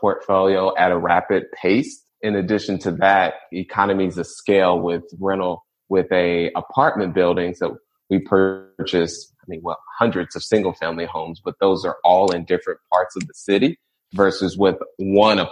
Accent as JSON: {"language": "English", "town": "Indianapolis", "region": "Indiana", "country": "United States", "tie": "born or raised there", "said": "I'm born and raised in Indianapolis, Indiana, in the rougher parts"}